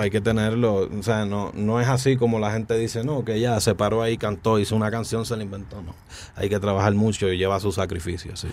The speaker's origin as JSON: {"language": "Spanish", "town": "Bayamón", "country": "Puerto Rico", "said": "Soy de Puerto Rico, de Bayamón, Puerto Rico"}